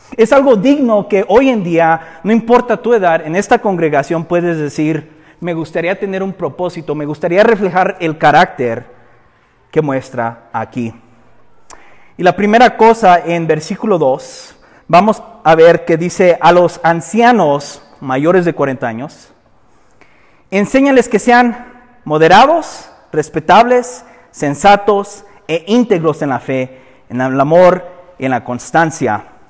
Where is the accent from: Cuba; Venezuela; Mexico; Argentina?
Mexico; nosotros como mexicanos